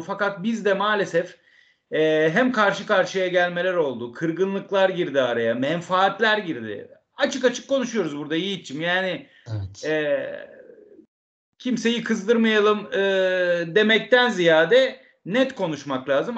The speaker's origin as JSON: {"language": "Turkish", "region": "Istanbul", "country": "Turkey", "said": "Ben İstanbulluyum"}